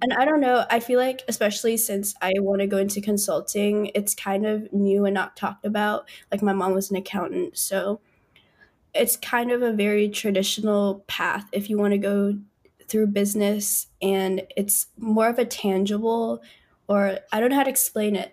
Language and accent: English; Northern Virginia, United States; I grew up in Nova, which is kind of whack in a lot of ways